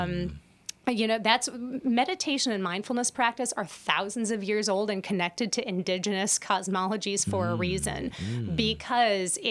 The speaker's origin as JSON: {"language": "English", "country": "United States", "said": "as American, I'm speaking from my American experience"}